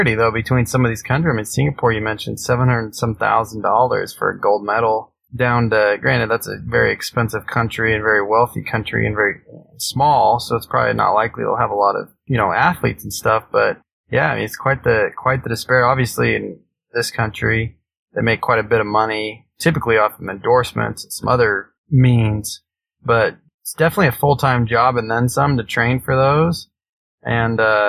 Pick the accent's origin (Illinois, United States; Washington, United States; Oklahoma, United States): Washington, United States; Spokane; I grew up in Spokane, Washington